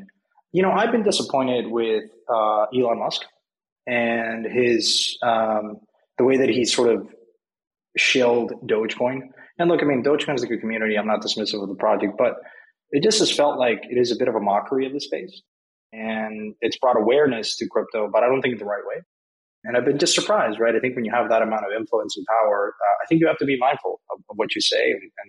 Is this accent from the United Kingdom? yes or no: no; Mexico; English is a second language; I'm from Mexico. I grew up there.